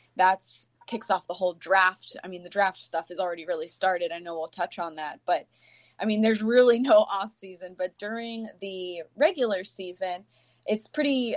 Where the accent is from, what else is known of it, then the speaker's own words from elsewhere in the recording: Tampa, Florida, United States; moved away as an adult; now in Green Bay, United States; I'm from Tampa and uh, went to University of Florida